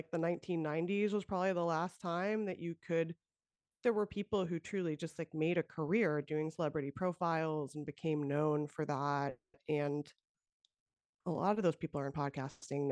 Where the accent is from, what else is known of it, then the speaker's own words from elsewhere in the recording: the Valley, California, United States; I'm from the Valley